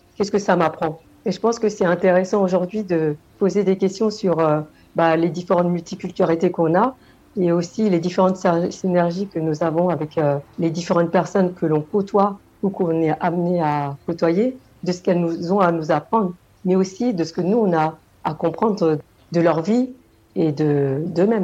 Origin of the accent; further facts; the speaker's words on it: Senegal; moved away; je viens du Sénégal